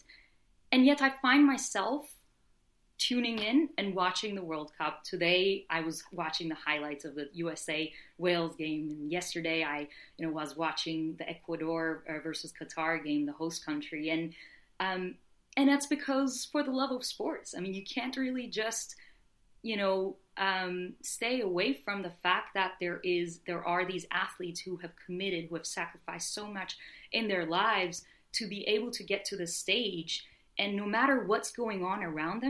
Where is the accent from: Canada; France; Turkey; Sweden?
Turkey; also born or lived in Philadelphia; now in New York, United States; I was born and raised in Turkey